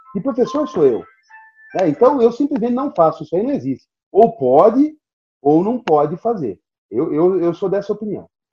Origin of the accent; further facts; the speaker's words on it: Brazil; eu sou brasileiro, nunca fui europeu